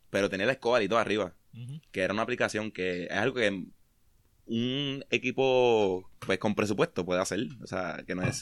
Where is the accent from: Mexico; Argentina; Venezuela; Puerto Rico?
Puerto Rico; Mayagüez; y juegan con Mayagüez, pues yo soy de Mayagüez, yo quiero ver el juego, yo no puedo ir a Cagua.